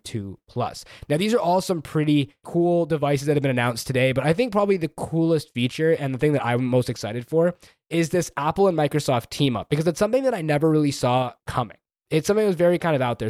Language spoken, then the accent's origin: English; Canada; I'm Canadian